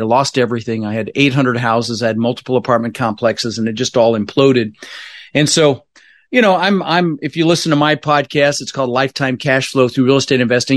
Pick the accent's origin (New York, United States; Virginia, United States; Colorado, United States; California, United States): Colorado, United States; Denver; also born or lived in Netherlands; I immigrated to this country when I was, uh, six years old with my, uh, brother Albert, my mother's Vancha. I was born in the Netherlands, you know, wooden shoes and windmills and, and, uh, We, uh, we, um, ended up in Denver, Colorado. Um, really struggled growing up